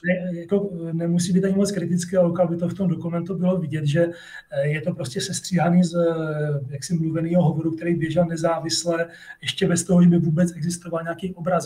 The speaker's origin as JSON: {"language": "Czech", "town": "Brno", "region": "South Moravian Region", "country": "Czechia", "tie": "born or raised there", "said": "protože jsem žil ve městě, v Činžáku a žádný takový sousedi tam prostě nebyli. A chtěl jsem dělat astronomii původně, bydlel jsem kousek od Brněnského planetária"}